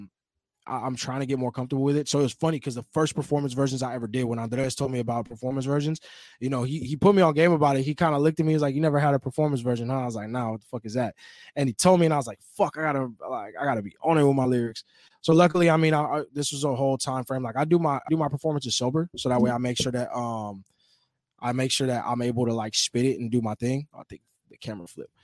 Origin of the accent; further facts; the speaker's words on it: Oceanside, California, United States; I'm from Oceanside.